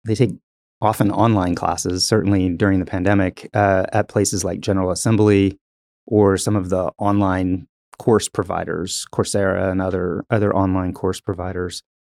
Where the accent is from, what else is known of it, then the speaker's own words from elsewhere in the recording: Tulsa, Oklahoma, United States; also born or lived in Texas; I, I grew up in Tulsa, so I've, I've, I've been in Tulsa the majority of my life